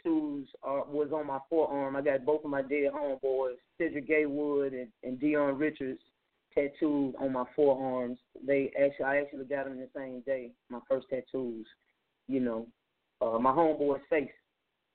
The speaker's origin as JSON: {"language": "English", "town": "Little Rock", "region": "Arkansas", "country": "United States", "said": "I am from Little Rock and it is a smaller inner city with so much violence"}